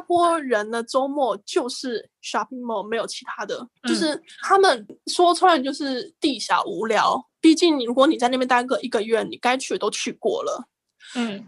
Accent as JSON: {"language": "Chinese", "country": "Taiwan", "also_born_or_lived": "Singapore", "moved": "as an adult", "lives_now": "Japan", "said": "我们台湾人觉得是个很国际的国家"}